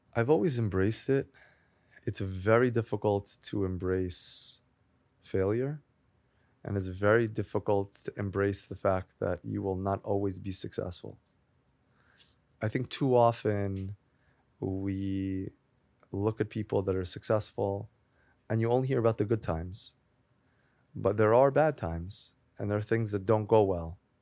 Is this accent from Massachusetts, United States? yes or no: no; Great Neck, New York, United States; also born or lived in Manhattan, New York; I grew up in Great Neck in Long Island.